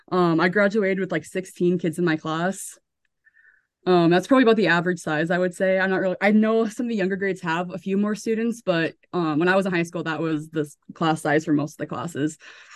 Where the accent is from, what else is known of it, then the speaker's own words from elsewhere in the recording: Center, North Dakota, United States; A lot of people, I feel like, enjoy growing up in a small town, but like I absolutely loved it.